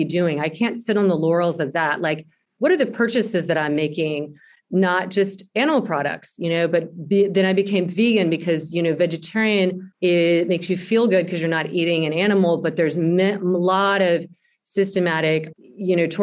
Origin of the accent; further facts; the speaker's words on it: the South, United States; I grew up in the South